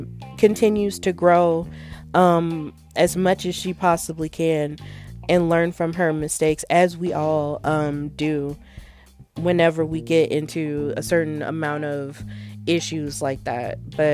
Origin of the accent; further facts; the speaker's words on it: Pittsburgh, Pennsylvania, United States; accent: Pittsburgh; the first thing I had to do was unlearn my Pittsburgh accent.